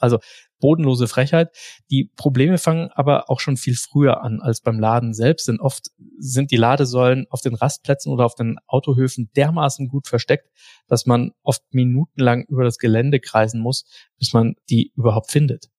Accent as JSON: {"language": "German", "country": "Germany", "said": "bei uns in Deutschland"}